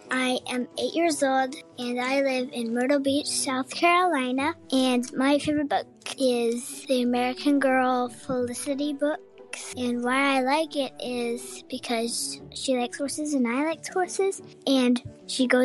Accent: Ontario, Canada; five years old, and I'm from Canada, Ontario.

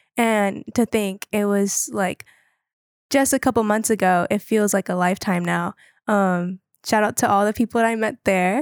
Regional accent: Wilmington, North Carolina, United States; I'm from Wilmington, North Carolina

